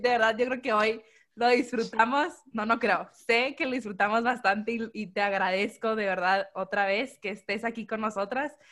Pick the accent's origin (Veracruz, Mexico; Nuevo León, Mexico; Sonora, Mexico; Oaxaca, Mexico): Sonora, Mexico; Hermosillo; Orgullosamente sonorense